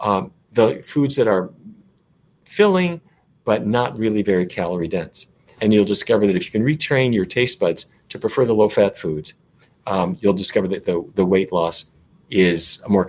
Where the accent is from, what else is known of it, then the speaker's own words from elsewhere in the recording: Fargo, North Dakota, United States; I grew up in Fargo